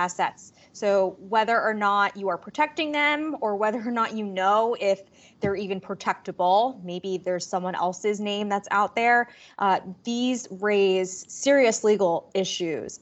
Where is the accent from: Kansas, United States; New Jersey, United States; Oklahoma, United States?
New Jersey, United States; Manhattan suburbs in; I grew up in the Manhattan suburbs in New Jersey